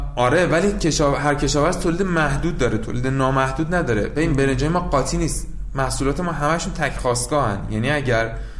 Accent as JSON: {"language": "Persian", "town": "Ahvaz", "region": "Khuzestan", "country": "Iran", "tie": "born or raised there", "said": "من اصالتا یعنی من خودم متولد اهوازم هستم"}